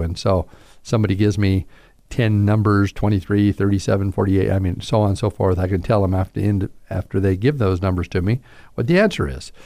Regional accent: Southern, United States; accent: Southern drawl; I have this Southern drawl

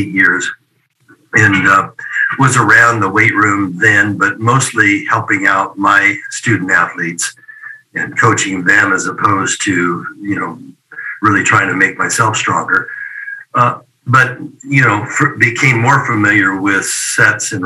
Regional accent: Oregon, United States; commercial gym in my hometown there in Oregon

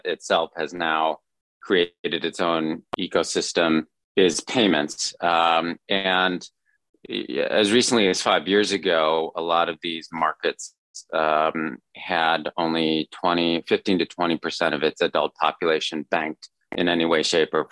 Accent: United States; moved away; also born or lived in China; as a fellow compatriot, as an American

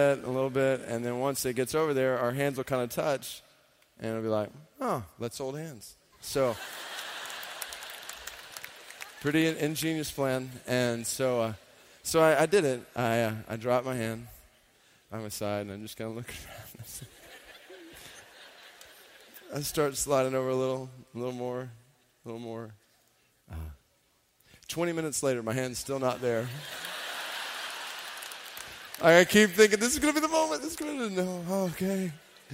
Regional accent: Stone Mountain, Georgia, United States; I grew up in Stone Mountain, Georgia

